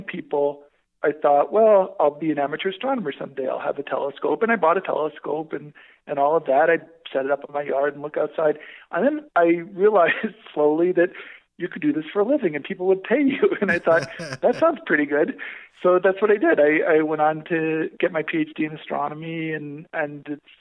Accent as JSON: {"language": "English", "region": "Connecticut", "country": "United States", "tie": "born or raised there", "also_born_or_lived": "Canada / Netherlands / Chile / Hawaii", "moved": "as an adult", "said": "I grew up in Connecticut"}